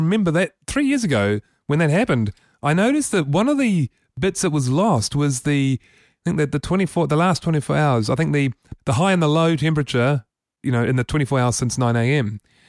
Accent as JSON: {"language": "English", "region": "Wellington", "country": "New Zealand", "said": "We're all from Wellington, aren't we?"}